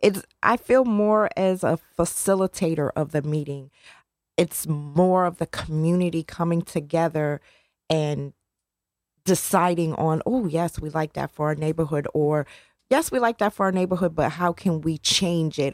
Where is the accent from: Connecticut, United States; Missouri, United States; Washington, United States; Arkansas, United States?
Connecticut, United States; New Haven; I grew up in Newhallville